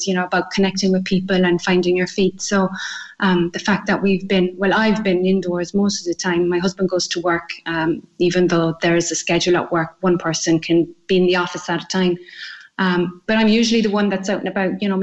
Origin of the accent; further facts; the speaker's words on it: Ballincollig, Munster, Ireland; moved away as an adult; also born or lived in Italy; now in Tunisia; I'm originally from Ballincollig, and I left over 20 years ago, finished college and headed off on my trips abroad